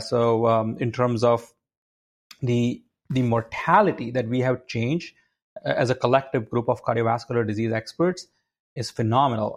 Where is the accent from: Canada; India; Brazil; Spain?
India; moved away as an adult; also born or lived in Connecticut, United States; now in United States; my background is I grew up in India